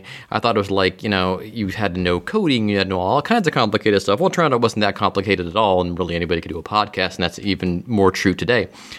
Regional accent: Cleveland, Ohio, United States; now in Cincinnati, United States; Cleveland, Ohio, my hometown.

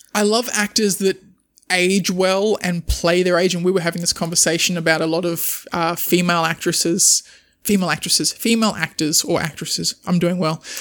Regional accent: Australia

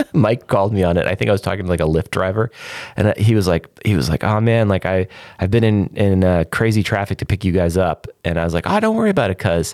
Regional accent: Canada; accent: Canadian; My Canadian accent is

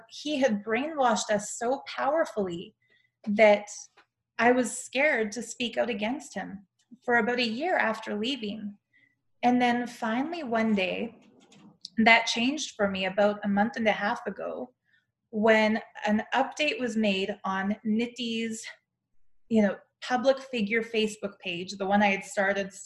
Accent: Calgary, Alberta, Canada; moved away; also born or lived in Toronto / India; I have to go back to my hometown to do it. So I booked myself a flight to Calgary

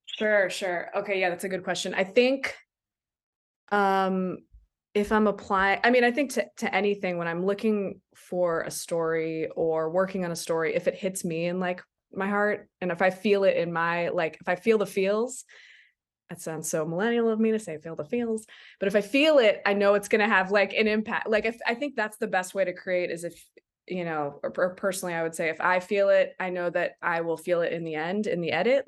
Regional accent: Silver Spring, Maryland, United States; now in Takoma Park, United States; I grew up in Silver Spring, right in Colesville

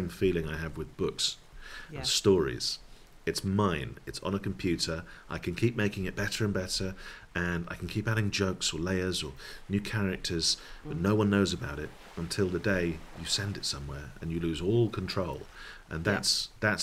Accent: Dundee, Scotland, United Kingdom; I grew up in Dundee in Scotland, which was the home of the Beano.

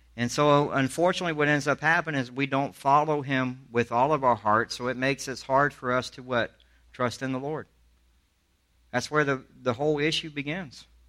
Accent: Alabama, United States; also born or lived in Charleston, South Carolina; I'm from the South. I grew up in Alabama

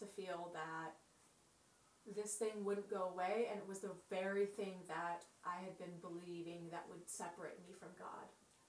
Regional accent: San Diego, California, United States; San Diego.

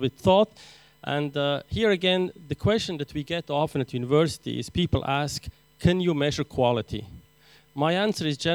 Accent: Aleppo, Aleppo Governorate, Syria; now in Switzerland; I'm actually Armenian, born in Syria in Aleppo, but of course now I'm teaching in Switzerland.

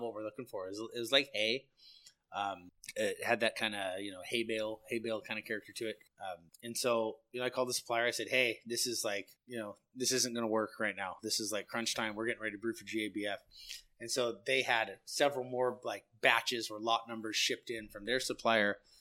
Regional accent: San Luis Obispo, California, United States; I'm born and raised in San Luis

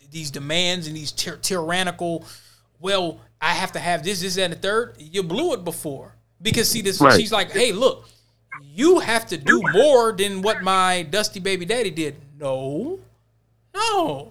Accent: Virginia, United States; I'm from Virginia. I'm from where folks didn't flee

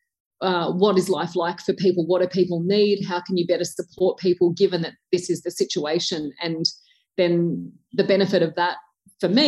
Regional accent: Tamworth, New South Wales, Australia; born or raised there

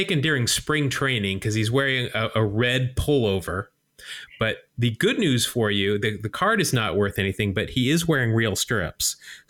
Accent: Utah, United States; I grew up in Utah

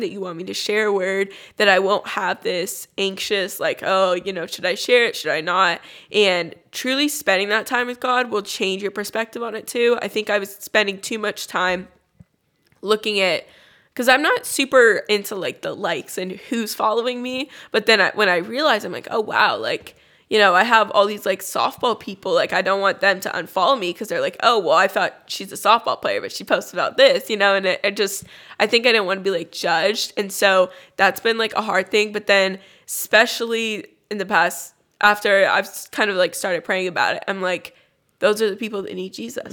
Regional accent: California, United States; I grew up in California

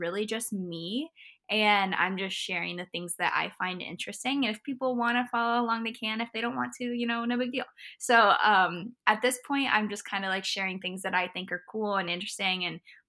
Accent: Indiana, United States; also born or lived in Florida; I grew up in Florida. I was here until I was in fourth grade. And then after fourth grade, I moved to Indiana near like Bloomington and Indianapolis, right in between there

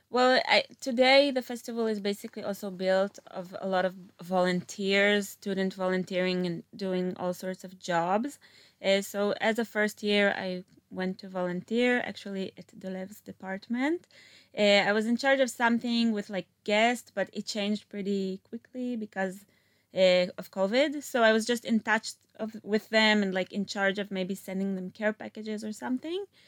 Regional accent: Meitar, Southern District, Israel; also born or lived in Philadelphia; originally, I'm from Meital, which is next to Beersheba, like a small suburb.

